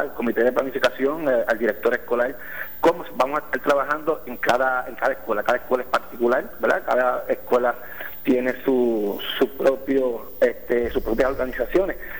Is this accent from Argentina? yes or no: no; Villalba, Puerto Rico; also born or lived in Orocovis; soy, vivo en la colindancia entre Villalba y Orocovis